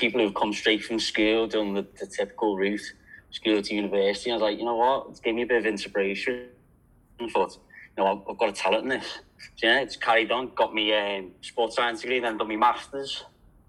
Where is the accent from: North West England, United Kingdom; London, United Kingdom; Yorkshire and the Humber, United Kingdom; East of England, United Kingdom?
North West England, United Kingdom; Liverpool; now in Australia; as you can tell, I'm from Liverpool. A lot of people think I'm Irish since I've been in Australia